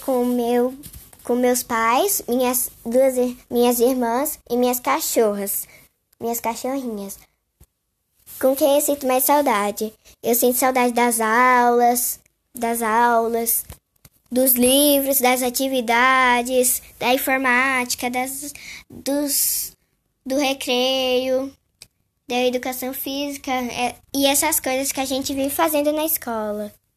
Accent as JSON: {"language": "Portuguese", "region": "São Paulo", "country": "Brazil", "tie": "born or raised there", "said": "nasci em São Paulo"}